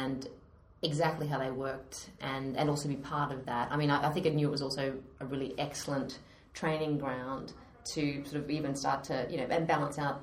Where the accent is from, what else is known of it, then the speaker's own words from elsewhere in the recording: Australia; accent: Australian; moved away as an adult; now in London, United Kingdom; So I am an Aussie Brit now, but I have not managed to lose my accent after sort of 10 years here.